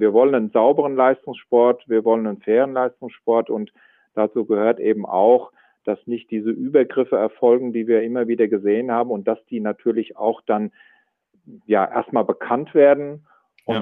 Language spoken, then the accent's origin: German; Germany; wir als Deutsche